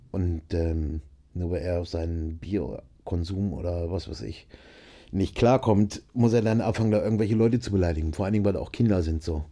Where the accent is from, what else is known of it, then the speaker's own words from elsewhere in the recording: Nienburg, Lower Saxony, Germany; ich bin aufgewachsen in Nienburg an der Weser, ist zwischen äh, Bremen und Hannover